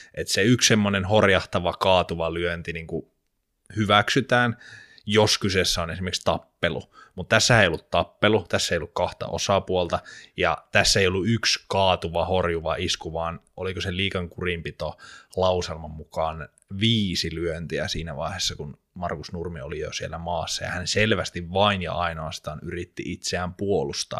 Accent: Jyväskylä, Central Finland, Finland; Muistan pienenä, kun Jyväskylässä oli semmoinen kaupunginteatterin esitys

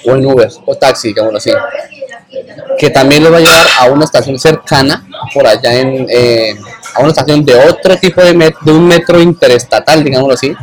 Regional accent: Colombia; moved away; como todo colombiano

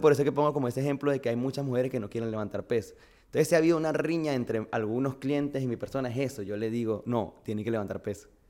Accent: Barquisimeto, Lara, Venezuela; moved away as an adult; also born or lived in Miami, United States / Madrid, Spain; now in Honduras; nací en Barquisimeto, estado Lara. Venezuela

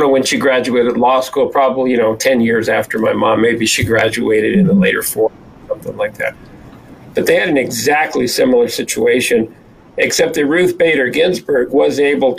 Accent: El Paso, Texas, United States; I was born and raised in El Paso, Texas

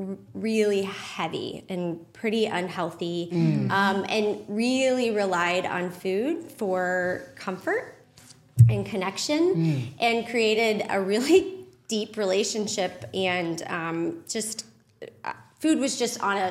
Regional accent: Maryland Heights, Missouri, United States; now in St. Peters, United States; I grew up in Maryland Heights. So just across the bridge, went to Pattonville High School.

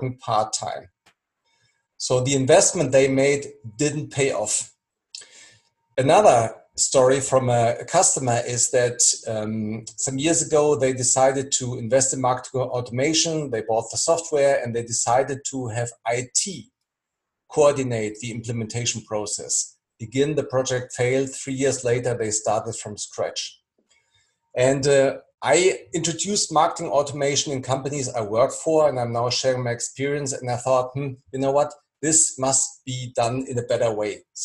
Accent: near Frankfurt, Hesse, Germany; moved away as an adult; now in Berlin, Germany; I'm based in Berlin. I was born near Frankfurt, and in 2012 I relocated, and I live now in one of the most exciting cities in Europe.

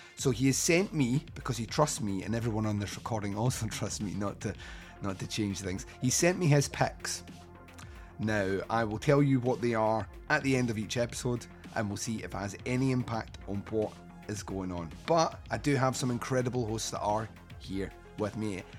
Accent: Scotland, United Kingdom; as a Scotsman

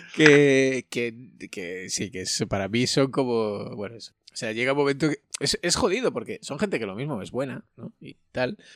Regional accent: Andalusia, Spain; yo siendo andaluz, también soy casi africano

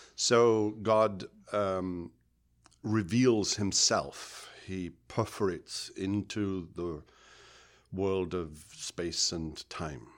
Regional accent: United Kingdom; moved away; I grew up in Britain

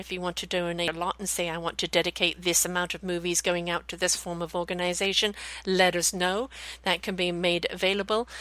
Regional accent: BC, British Columbia, Canada; here in, in BC, Canada, my hometown

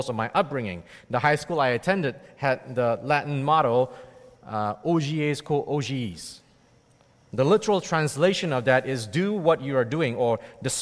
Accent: Malacca, Malaysia; moved away as an adult; also born or lived in Toronto, Canada / Kingston, Canada / Calgary, Canada / Edmonton, Canada; now in Canada; I was born and raised in Malacca, Malaysia

